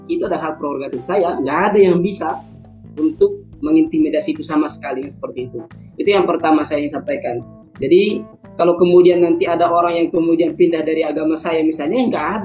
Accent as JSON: {"language": "Indonesian", "region": "Sumatra", "country": "Indonesia", "tie": "born there", "said": "saya terlahir sebagai suku Batak saya terlahir di Sumatera"}